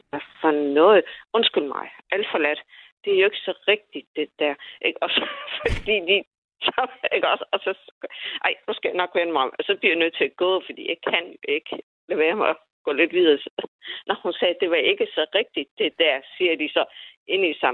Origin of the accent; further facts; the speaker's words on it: Nykøbing Falster, Zealand, Denmark; Jeg kan selv forstå det, selvom jeg kommer fra Nykøbing Falster.